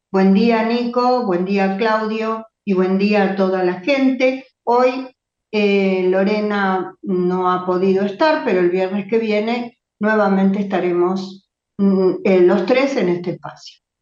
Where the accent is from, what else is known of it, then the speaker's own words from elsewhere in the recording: Argentina; para nosotros como argentinos